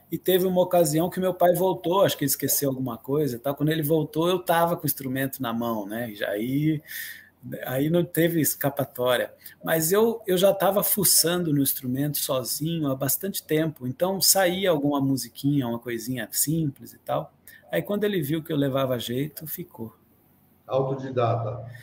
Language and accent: Portuguese; Atibaia, São Paulo, Brazil; also born or lived in Guarujá; Porque eu nasci no Guarujá, e, mas logo cedo, assim, um ano, um ano e pouquinho, eu vim para Atibaia, que é onde eu moro hoje.